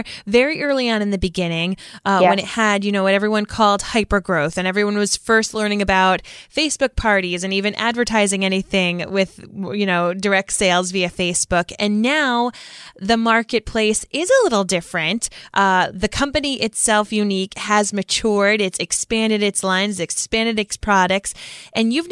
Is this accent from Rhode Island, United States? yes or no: yes; Rhode Island, United States; Rhode Island, my home state